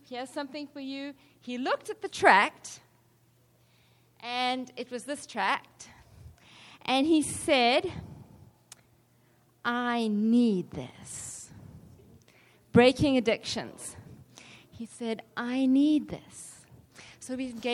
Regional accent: South Africa; I'm from South Africa

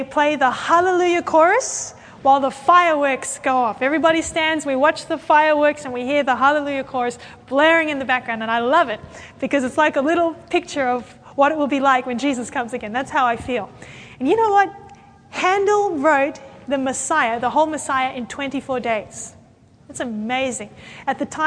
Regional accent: Sydney, New South Wales, Australia; I come from Sydney, Australia

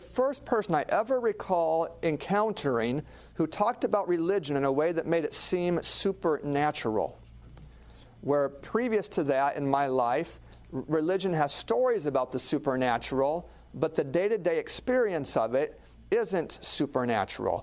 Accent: Alaska, United States; I grew up in Alaska.

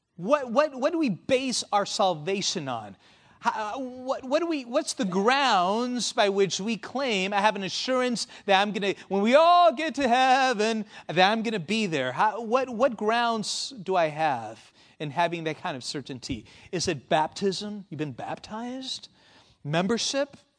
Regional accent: Argentina; I was born in Argentina

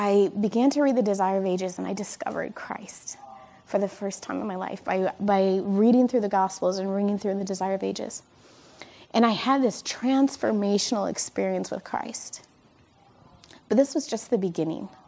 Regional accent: Michigan, United States; I am from Michigan

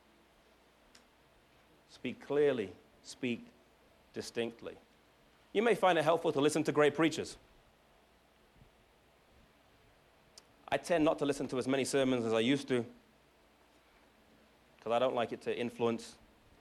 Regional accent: England, United Kingdom; now in United States; I'm from England

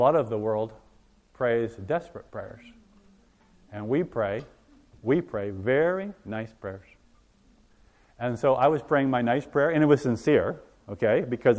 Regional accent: Hawaii, United States; I was born and raised in Hawaii.

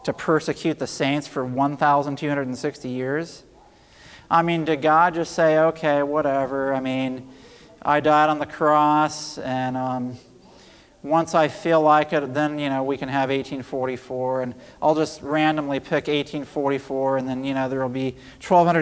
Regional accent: Middle Tennessee, United States; also born or lived in Loma Linda, California / Trinidad; I grew up in Middle Tennessee, so I've come back home

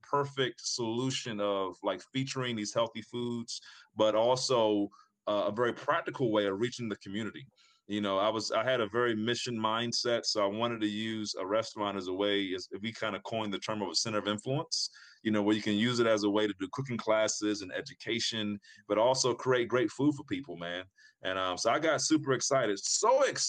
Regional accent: Prince Frederick, Maryland, United States; This is in my hometown, Prince Frederick, Maryland, where I grew up at.

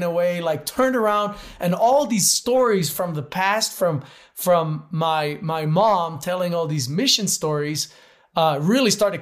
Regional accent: Switzerland; I grew up in Switzerland, but to an American mom

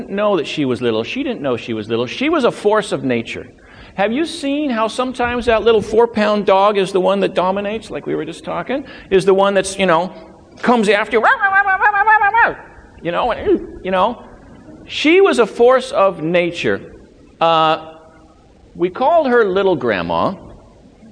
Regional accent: Loma Linda, California, United States; now in Maine, United States; when I was growing up in Southern California, growing up in Loma Linda

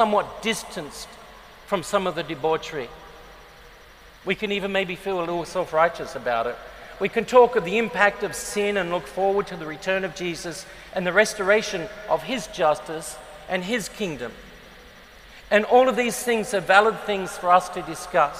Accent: Adelaide, South Australia, Australia; moved away; I grew up in Adelaide in South Australia.

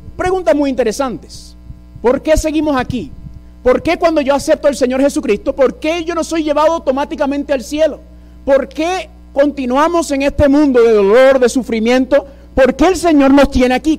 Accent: New York, United States; first language English; Spanish is a second language; Yo soy eh, original de la ciudad de Nueva York, padre puertorriqueño, madre dominicana

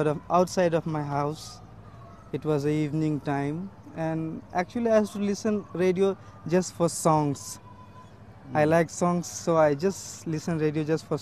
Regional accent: Jharkhand, India; now in Mizoram, India; I belong to the state of Jharkhand

